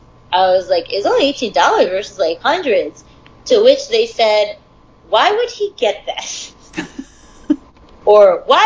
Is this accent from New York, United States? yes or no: yes; New York, United States; moved away; So much of my life since I moved from Long Island, people made fun of the way I said water or duh.